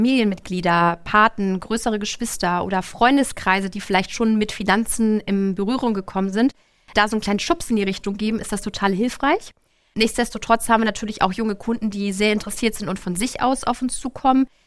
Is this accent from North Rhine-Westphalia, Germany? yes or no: no; Lübeck, Schleswig-Holstein, Germany; bin geboren und aufgewachsen im schönen Lübeck